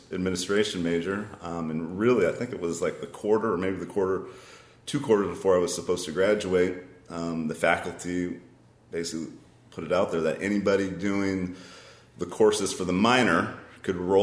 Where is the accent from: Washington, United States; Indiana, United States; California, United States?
California, United States; Yountville; Grew up in Yountville, which is about 5 miles south of where we're sitting right now